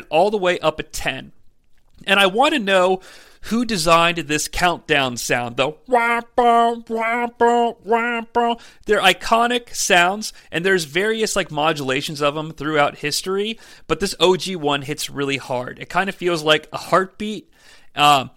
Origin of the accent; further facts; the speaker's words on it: United States; I'm American